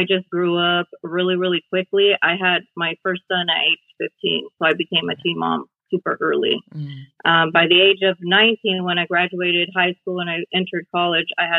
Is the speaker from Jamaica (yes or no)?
no; Pasco, Washington, United States; now in Prosser, United States; I grew up in Pasco, Washington. And I lived there most of my life.